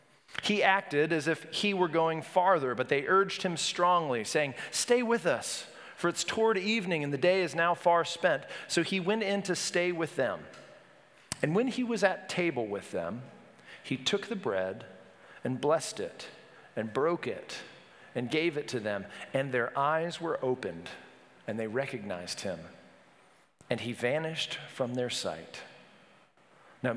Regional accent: Wilmington, North Carolina, United States; I grew up in Wilmington, North Carolina. My family moved there right before high school, so I claim it.

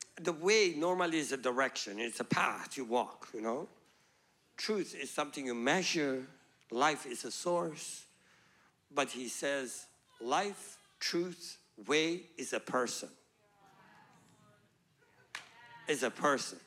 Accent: Iran; moved away as an adult; also born or lived in Pakistan / Malaysia; I was born in Iran

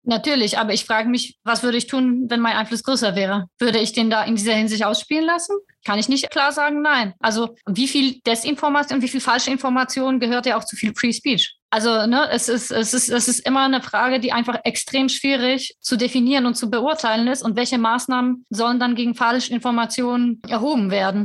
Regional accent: Poland; moved away; ich vielleicht als Polin

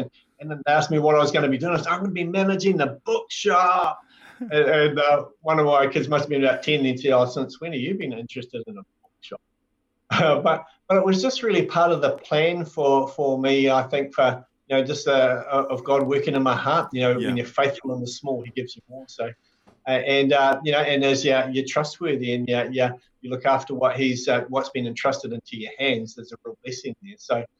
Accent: Hamilton, Waikato, New Zealand; also born or lived in Nelson / Blenheim; And so then we shifted to Nelson, and then we shifted to Blenheim. But I call Hamilton was my hometown because I spent, you know, most of our life, well, my life there, about 25-something years.

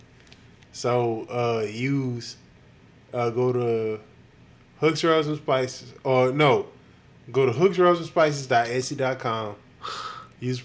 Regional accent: Houston, Texas, United States; moved away; I grew up in Houston.

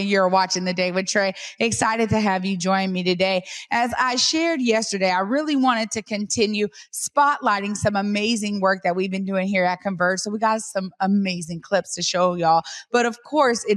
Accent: Seattle, Washington, United States; I grew up in the Central District and I went to Garfield High

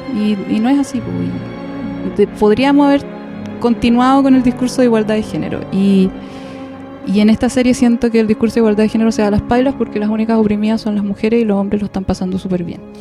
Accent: Chile; soy chilena

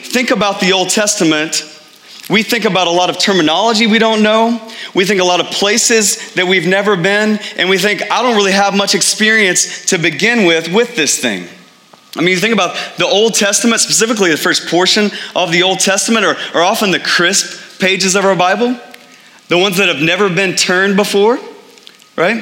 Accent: Texas, United States; moved away as an adult; now in Phoenix, United States; I grew up in Texas

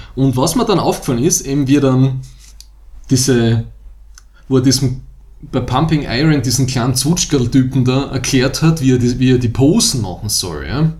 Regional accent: Styria, Austria; wir kommen aus der Steiermark

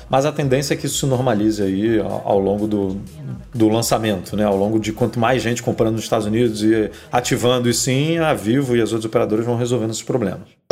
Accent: Rio de Janeiro, Brazil; eu sou do Rio, né? A minha linha é 21, DDD 21.

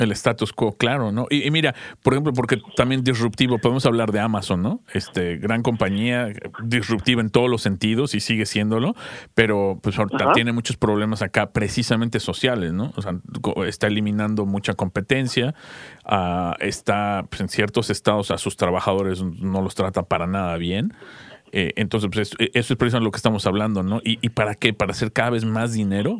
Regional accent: Mexico; moved away; en nuestro país, en México

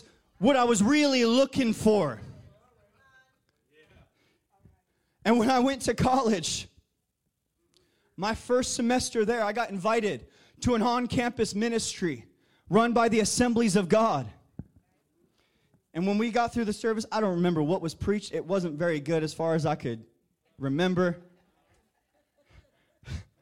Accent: New Jersey, United States; I'm from Jersey

